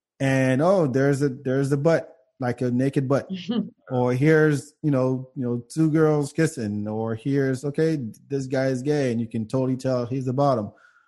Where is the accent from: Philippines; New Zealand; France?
France; moved away; where I'm from, I grew up in France.